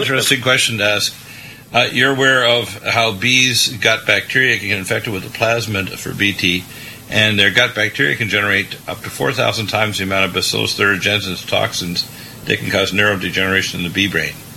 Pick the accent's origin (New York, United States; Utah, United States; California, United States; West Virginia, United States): California, United States; Vista; my hometown, Vista